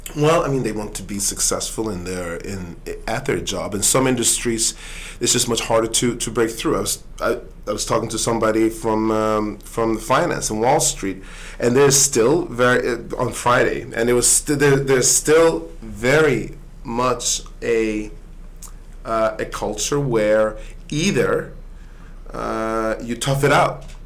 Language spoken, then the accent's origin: English; Sweden; now in United States; I, I grew up in in Sweden